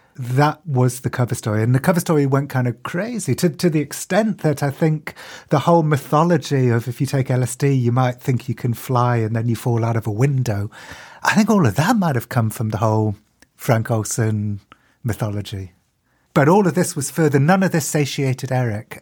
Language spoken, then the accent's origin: English; United Kingdom; I'm as British as they get